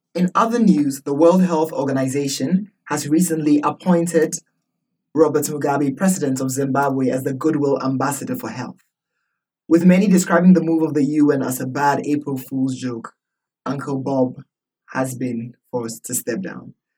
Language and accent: English; Accra, Greater Accra, Ghana; moved away; I'm from Accra, Ghana.